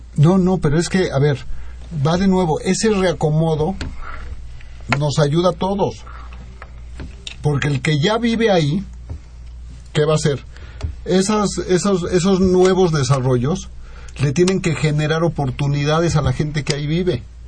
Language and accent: Spanish; Mexico; como mexicanos